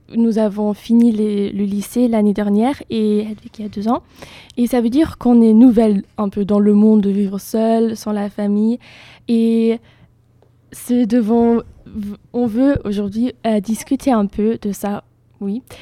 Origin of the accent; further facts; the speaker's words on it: Germany; French is a second language; moved away as an adult; now in Bordeaux, France; je viens d'Allemagne